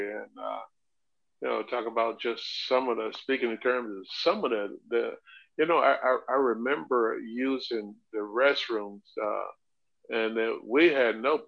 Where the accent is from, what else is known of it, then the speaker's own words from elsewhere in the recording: Chipley, Florida, United States; also born or lived in Dothan, Alabama; my hometown, Chipley, Florida